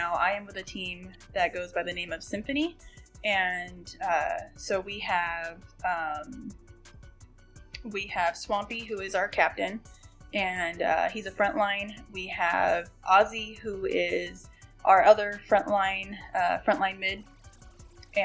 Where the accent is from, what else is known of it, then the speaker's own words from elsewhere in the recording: California, United States; moved away as an adult; now in Texas, United States; I'm originally from California